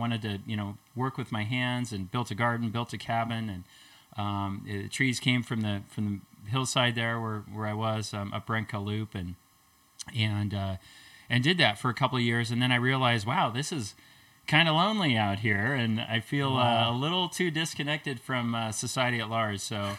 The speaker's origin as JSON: {"language": "English", "town": "Lewiston", "region": "Idaho", "country": "United States", "tie": "born or raised there", "also_born_or_lived": "Eugene, Oregon", "moved": "as an adult", "lives_now": "Sandpoint, United States", "said": "growing up in Lewiston, Idaho."}